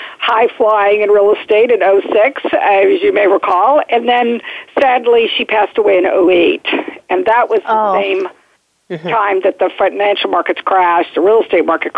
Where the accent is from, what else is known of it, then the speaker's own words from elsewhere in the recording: Midwest, United States; moved away as an adult; also born or lived in Dallas, Texas; now in Washington, D.C. metro region, United States; I grew up in the Midwest, have an entrepreneurial father